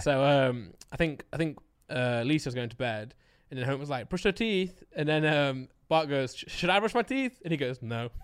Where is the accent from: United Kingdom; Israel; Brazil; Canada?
United Kingdom; I'm British